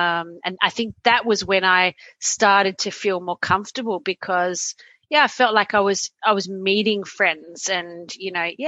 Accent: Australia; moved away as an adult; now in Sweden; I came from Australia where I was, I was single. I went out a lot.

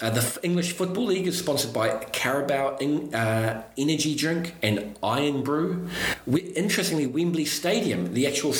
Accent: New Zealand; now in United Kingdom; I'm still a foreigner here, I'm originally from New Zealand

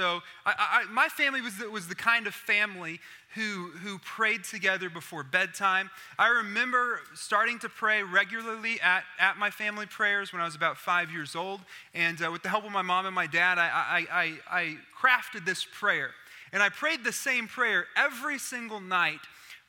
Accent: Oklahoma, United States; I'm from Oklahoma.

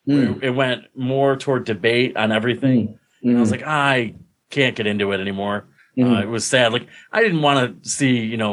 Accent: Binghamton, New York, United States; also born or lived in Mansfield, Pennsylvania; in my hometown newspaper in Binghamton

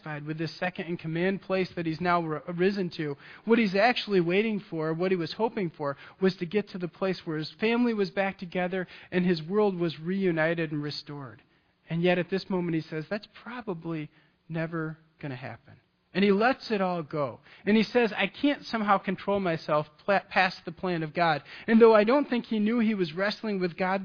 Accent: Michigan, United States; I'm from Michigan

